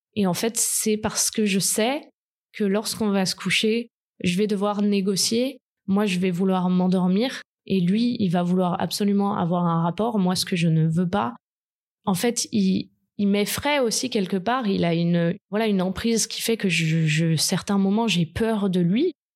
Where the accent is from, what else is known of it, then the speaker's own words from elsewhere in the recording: French Riviera, Provence-Alpes-Côte d'Azur, France; je viens euh, de la Côte d'Azur, donc j'ai plutôt un lycée agréable